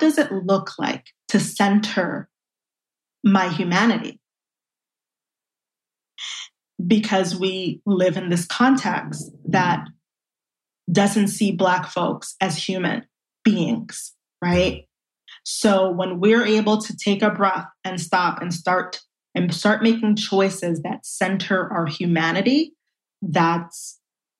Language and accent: English; New York City, New York, United States; I grew up in Brooklyn, and I really was raised within a community.